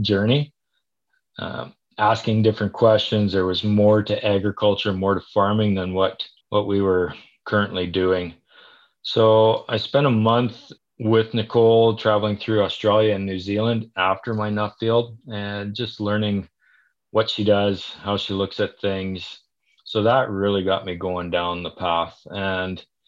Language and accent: English; Saskatchewan, Canada; moved away as an adult; now in Calgary, Canada; I'm originally from Saskatchewan